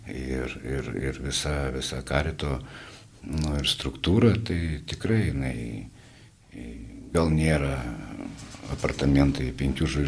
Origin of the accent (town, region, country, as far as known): Vilnius, Vilnius County, Lithuania